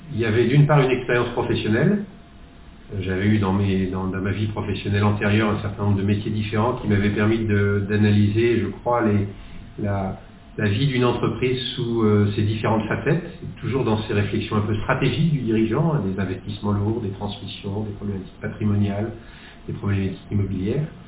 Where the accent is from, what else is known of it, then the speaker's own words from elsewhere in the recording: the West, western France, France; also born or lived in Netherlands / Nantes; je suis revenu dans l'Ouest, qui est ma région d'origine